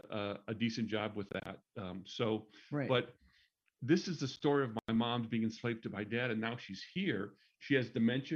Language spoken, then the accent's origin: English; Minnesota, United States; moved away; We grew up in Minnesota, which is where they lived